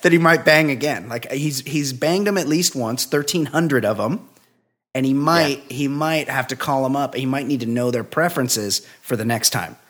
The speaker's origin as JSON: {"language": "English", "region": "West Coast", "country": "United States", "said": "I'm from the West Coast"}